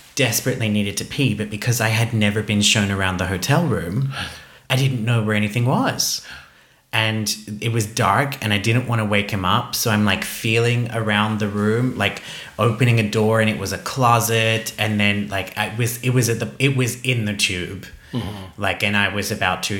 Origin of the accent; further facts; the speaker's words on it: Australia; moved away; Growing up in Australia